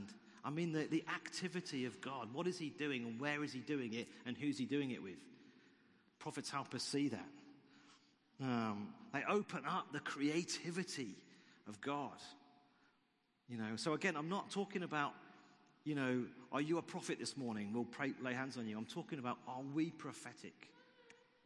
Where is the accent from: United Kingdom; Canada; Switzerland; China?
United Kingdom; it's blighty and we're British